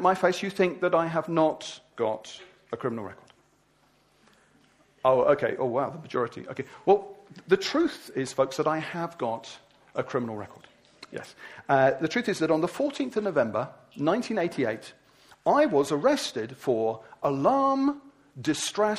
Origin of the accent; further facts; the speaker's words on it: Wimbledon, London, United Kingdom; I'm from Wimbledon.